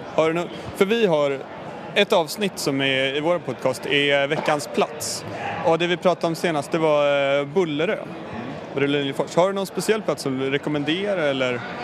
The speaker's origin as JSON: {"language": "Swedish", "area": "Blidö", "region": "Stockholm County", "country": "Sweden", "tie": "born or raised there", "said": "Jag är uppväxt på Blidö"}